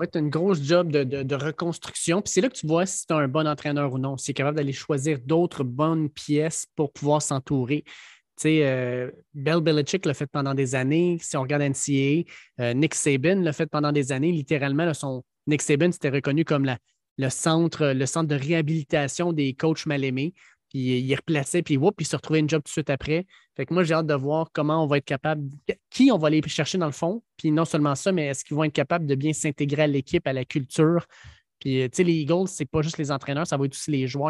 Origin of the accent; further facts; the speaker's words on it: Quebec, Canada; on est bien des Québécois